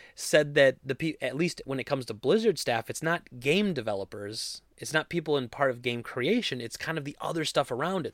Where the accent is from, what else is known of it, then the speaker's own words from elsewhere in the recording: Wisconsin, United States; I'm from Wisconsin